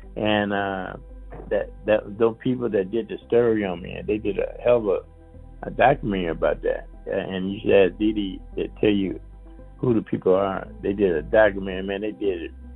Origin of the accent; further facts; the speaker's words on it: Flint, Michigan, United States; Flint, my hometown